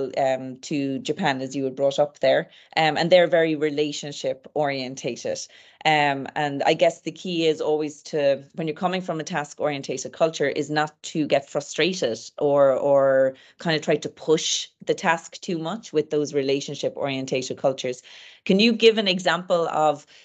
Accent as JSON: {"language": "English", "country": "Ireland", "said": "Irish people are, you know, we love sarcasm, we love humor"}